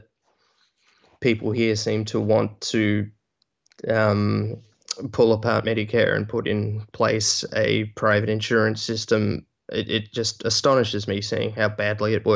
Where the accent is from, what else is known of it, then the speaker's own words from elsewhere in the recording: Australia; moved away as an adult; also born or lived in United States; I am from Australia originally